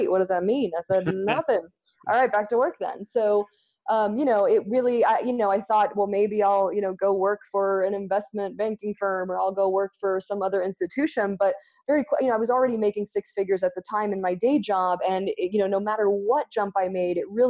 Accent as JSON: {"language": "English", "country": "Argentina", "tie": "born or raised there", "also_born_or_lived": "United States", "second_language": "English", "moved": "as an adult", "lives_now": "Ashland, United States", "said": "I grew up in Argentina"}